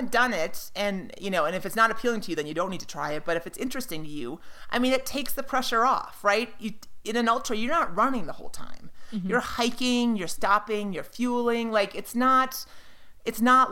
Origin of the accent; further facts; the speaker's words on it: Minnesota, United States; moved away; It's my Minnesota roots